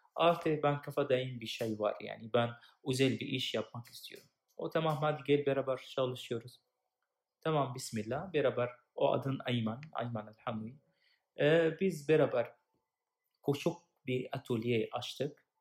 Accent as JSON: {"language": "Turkish", "town": "Damascus", "region": "Damascus Governorate", "country": "Syria", "second_language": "Turkish", "moved": "yes", "lives_now": "Turkey", "said": "Ben Suriyeliyim. 2013 e, Türkiye'de geldim. E, önceden biz Suriye'de savaş var. E, ben Şam, Şam şehirler."}